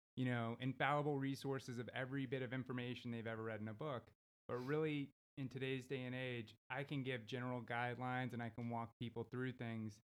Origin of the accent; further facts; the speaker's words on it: Houston, Texas, United States; also born or lived in Los Angeles, California; now in Abilene, United States; I work and live out of Abilene, but I was born and raised in Houston.